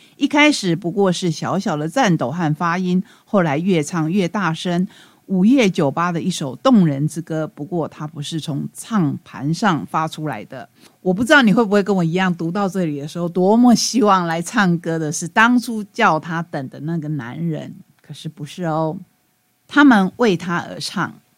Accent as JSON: {"language": "Chinese", "country": "Taiwan", "said": "我们台湾话说“鬼牛，鬼牛”"}